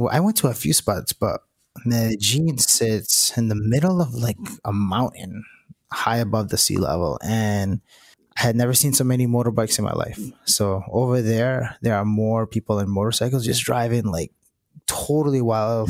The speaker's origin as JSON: {"language": "English", "region": "Rhode Island", "country": "United States", "tie": "born or raised there", "said": "I grew up in Sierra, Rhode Island"}